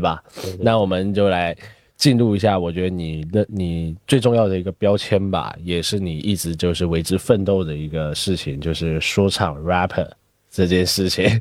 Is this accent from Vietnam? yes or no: no; Taiwan; now in Beijing, China; 我在台湾长大